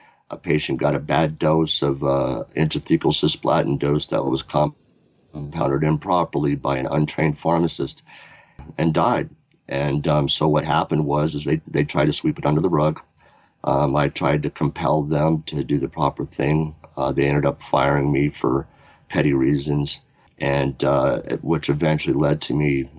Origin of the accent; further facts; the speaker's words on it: Oklahoma City, Oklahoma, United States; now in Fort Collins, United States; I was born in Oklahoma City, Oklahoma in 1965